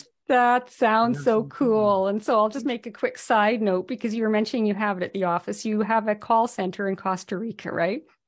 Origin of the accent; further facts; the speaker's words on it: Whitehorse, Yukon, Canada; moved away; I'm from the Yukon originally, um, from Whitehorse, and we had a little arcade there